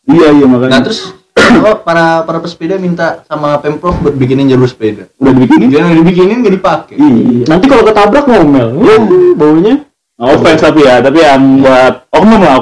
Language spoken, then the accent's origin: Indonesian; Yogyakarta, Special Region of Yogyakarta, Indonesia; Karena uh, pertama gue orang Jogja.